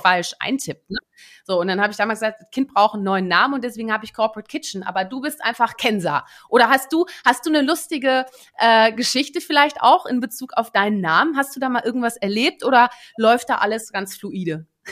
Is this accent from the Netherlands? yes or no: yes; Netherlands; moved away; wie es sich für gebürtige NiederländerInnen auch gehört